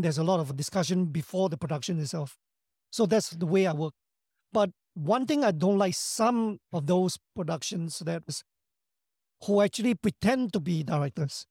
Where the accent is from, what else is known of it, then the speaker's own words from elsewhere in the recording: Singapore; I come from Singapore, not known to many